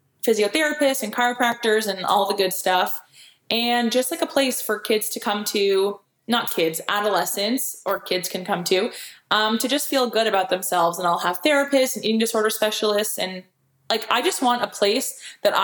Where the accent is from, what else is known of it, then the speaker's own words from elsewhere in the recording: Canada; I'm a Canadian